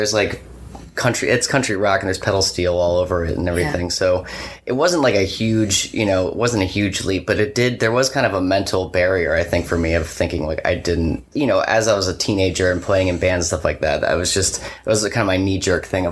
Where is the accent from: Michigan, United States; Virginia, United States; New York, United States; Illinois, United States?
Virginia, United States; moved away as an adult; also born or lived in Loudoun County, Virginia / Whitestone, Virginia / Philadelphia / West Tennessee; I grew up in Virginia